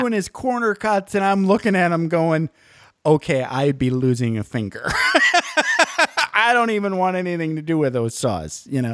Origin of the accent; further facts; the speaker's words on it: Michigan's Upper Peninsula, United States; I grew up in Michigan's Upper Peninsula